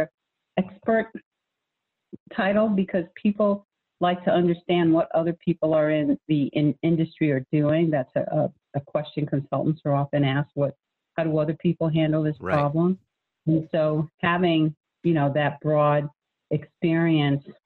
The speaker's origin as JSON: {"language": "English", "region": "New England", "country": "United States", "moved": "as an adult", "lives_now": "Charlotte, United States", "said": "I was from New England"}